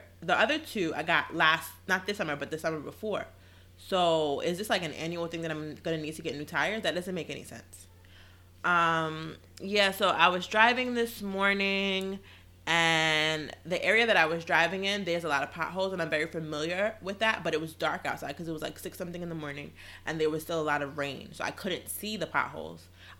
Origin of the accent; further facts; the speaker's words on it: Queens, New York, United States; And we come from Queens.